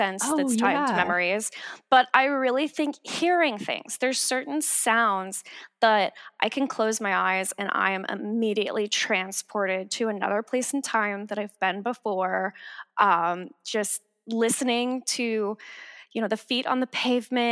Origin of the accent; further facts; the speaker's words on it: Florida, United States; now in Los Angeles, United States; I'm from the South originally. I'm from Florida